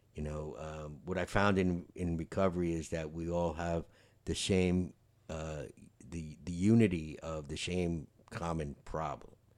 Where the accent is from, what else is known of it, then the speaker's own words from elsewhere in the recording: New York, United States; the guys I grew up with in New York